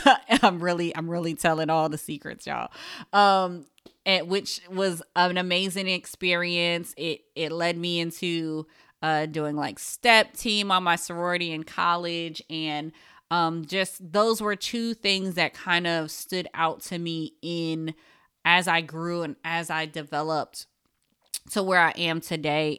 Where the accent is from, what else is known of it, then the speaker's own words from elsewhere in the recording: Paterson, New Jersey, United States; I am a Jersey girl, born and raised in Paterson, New Jersey